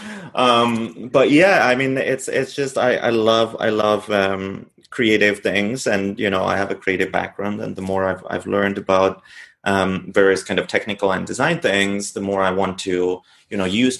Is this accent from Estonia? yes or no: yes; Estonia; moved away as an adult; also born or lived in Tartu, Estonia; now in New York, United States; I was born in Estonia in a small village of maybe, I don't know, 150, 200 people